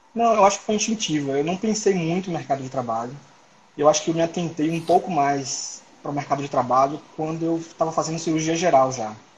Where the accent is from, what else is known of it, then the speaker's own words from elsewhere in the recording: Salvador, Bahia, Brazil; moved away as an adult; now in Brasília, Brazil; Eu sou baiano de Salvador, nasci em Salvador. E, atualmente moro em Brasília